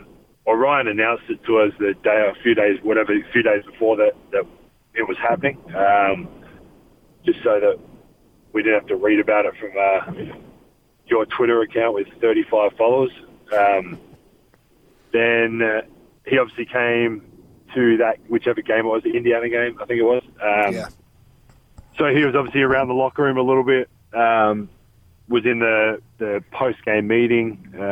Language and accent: English; Australia; moved away as an adult; now in United States; Growing up in Australia, it wasn't a destination that I thought I would ever.